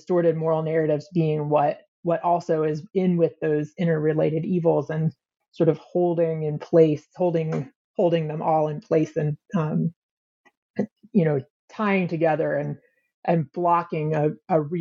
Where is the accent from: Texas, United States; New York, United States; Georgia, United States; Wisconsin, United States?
Georgia, United States; outside of Atlanta, North; moved away as an adult; also born or lived in Chicago; I grew up United Methodist in North Georgia, outside of Atlanta